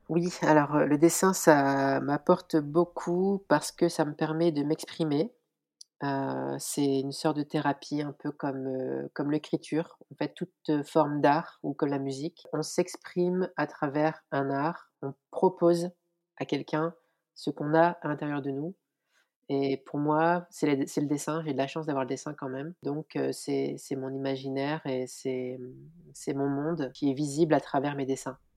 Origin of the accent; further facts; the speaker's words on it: France; je suis née en France et mes parents sont originaires d'Algérie.